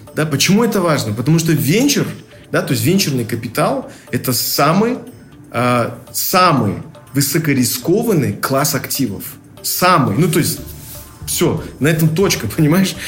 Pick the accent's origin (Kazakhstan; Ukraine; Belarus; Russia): Kazakhstan; как казахи